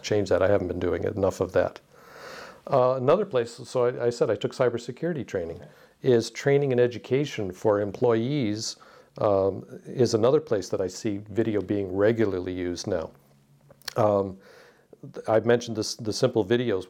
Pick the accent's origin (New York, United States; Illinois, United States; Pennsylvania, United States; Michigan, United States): Michigan, United States; Detroit; I grew up in Detroit, uh, with the auto industry